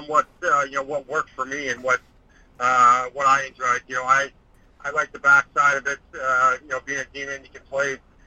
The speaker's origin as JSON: {"language": "English", "region": "Saskatchewan", "country": "Canada", "said": "I'm Canadian from Saskatchewan"}